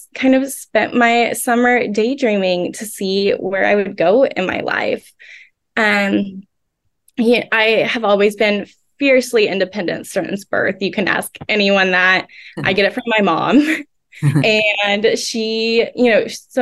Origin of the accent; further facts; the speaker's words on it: Oklahoma, United States; I was born and raised in Oklahoma